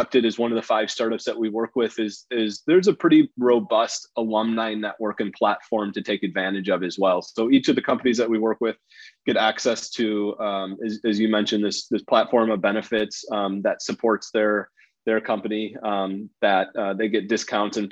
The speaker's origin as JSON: {"language": "English", "region": "Wisconsin", "country": "United States", "tie": "born or raised there", "moved": "yes", "lives_now": "Chicago, United States", "said": "I grew up in Wisconsin, born and bred in the Midwest"}